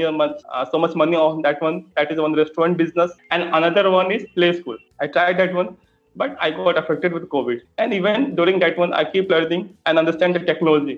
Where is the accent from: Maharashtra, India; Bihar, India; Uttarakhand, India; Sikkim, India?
Bihar, India; Patna; I belongs to Patna. My hometown is